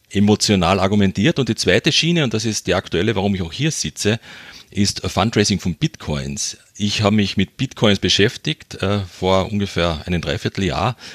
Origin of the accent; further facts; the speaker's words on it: Carinthia, Austria; accent: Carinthian; ich bin ein Kärntner, man hört es beim Dialekt vielleicht ein bisschen.